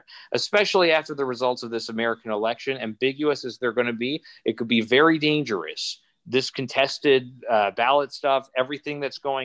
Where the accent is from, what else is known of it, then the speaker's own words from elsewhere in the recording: Canada; now in Montreal, Canada; I'm Canadian. I'm so proud to be Canadian, right? I'm so proud to be part of this country, to be in Quebec, to be in Montreal